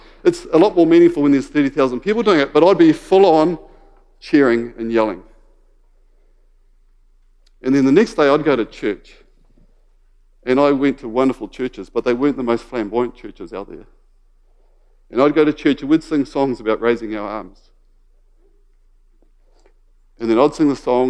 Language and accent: English; Waikato, New Zealand; moved away; I grew up in the Waikato, and I just loved the Waikato rugby team.